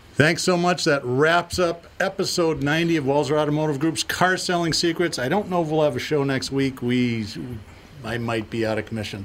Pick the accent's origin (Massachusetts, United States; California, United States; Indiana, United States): Massachusetts, United States; Boston; also born or lived in Twin Cities, Minnesota; now in Minneapolis–Saint Paul, United States; I grew up in Boston. I've lived in the Twin Cities for most of my life